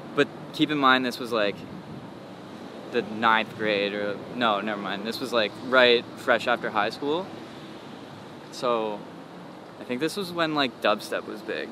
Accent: Toronto, Ontario, Canada; I was born in Scarborough, which is like, I guess like a subdivision of Toronto.

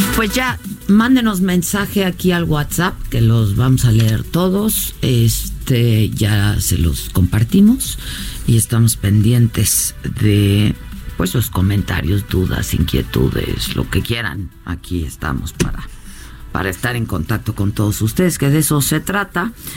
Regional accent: Mexico; como lectores y como mexicanos

